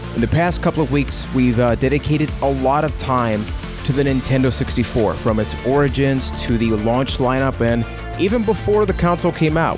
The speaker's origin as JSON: {"language": "English", "country": "Puerto Rico", "said": "I'm from Puerto Rico"}